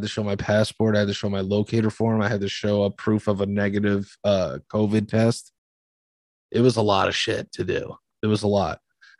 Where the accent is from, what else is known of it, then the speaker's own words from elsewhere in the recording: New York City, New York, United States; I was like, New York City. Like, it was definitely more welcoming because we were from a big city.